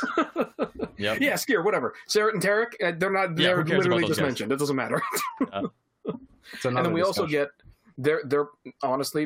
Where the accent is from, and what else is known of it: Scarborough, Ontario, Canada; born or raised there